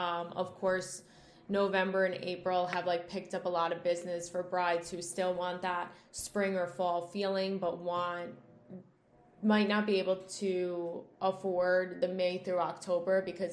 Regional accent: Long Island, New York, United States; we're from Long Island.

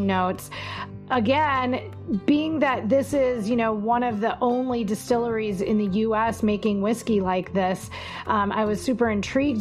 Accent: Wisconsin, United States; I am from Wisconsin

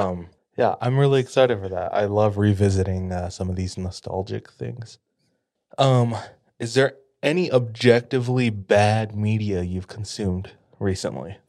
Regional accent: Hawaii, United States; moved away; I'm from Hawaii

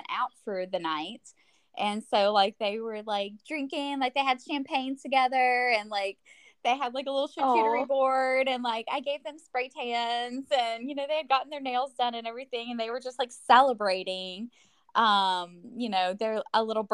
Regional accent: Nashville, Tennessee, United States; moved away as an adult; also born or lived in Colorado; now in Huntsville, United States; we're from Nashville, that's our home, that's where our families are

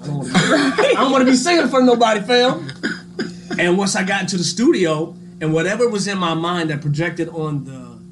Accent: the South, United States; I'm from the South now.

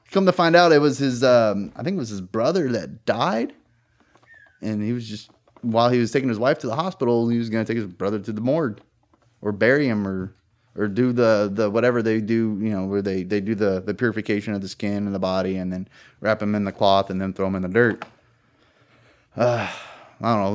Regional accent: California, United States; moved away as an adult; now in Virginia, United States; I'm from California, which is heavily Democratic

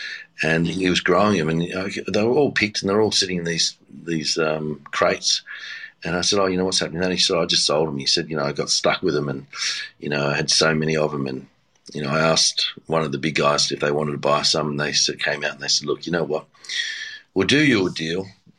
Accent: Seven Hills, New South Wales, Australia; also born or lived in Tamworth / Badgerys Creek; I was born in Tamworth, and then we had a dairy farm at Badgerys Creek. And then we weren't living on the farms, and I was going to school in Seven Hills, which is near Blacktown.

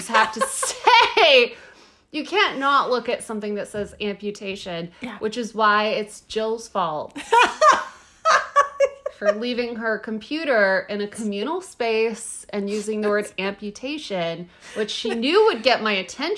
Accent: the South, United States; I am from the South.

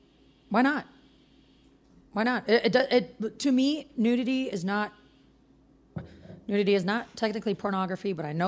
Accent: Midwest, United States; now in West Coast, United States; I'm from the Midwest, and it's a very conservative outlook back there.

